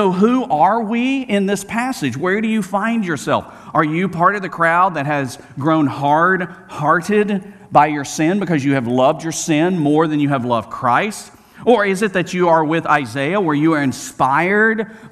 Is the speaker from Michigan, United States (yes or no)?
no; Birmingham, Alabama, United States; I grew up in Birmingham, Alabama